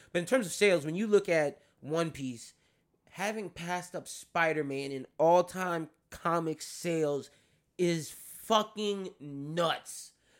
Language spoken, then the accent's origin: English; New York, United States; I'm New Yorker.